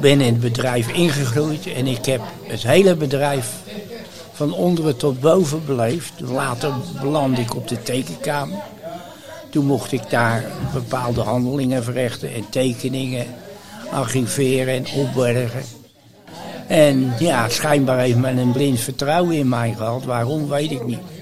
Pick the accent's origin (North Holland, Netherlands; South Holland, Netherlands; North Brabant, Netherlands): South Holland, Netherlands; Rotterdam; also born or lived in Barneveld; Niet geboren in Rotterdam, maar wel getogen. Getogen? Vanwege de oorlog ben ik geboren in Barneveld.